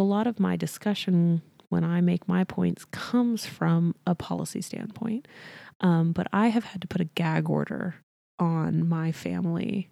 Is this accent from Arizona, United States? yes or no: no; near Waco, Texas, United States; my hometown is twenty minutes from there.